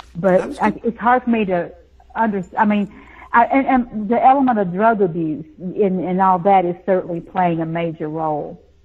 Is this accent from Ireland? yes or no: no; the South, United States; also born or lived in Nashville, Tennessee; I grew up in the South. You know, it's a buckle on the Bible Belt.